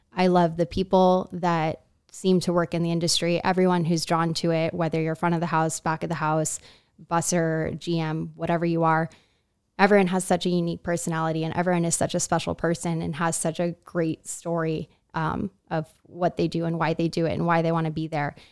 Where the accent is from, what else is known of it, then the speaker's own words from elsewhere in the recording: Miami, Florida, United States; moved away as an adult; also born or lived in Laguna, California; now in Miami, United States; I'm from Miami, Florida, but had moved here to Laguna about five, four or five years ago.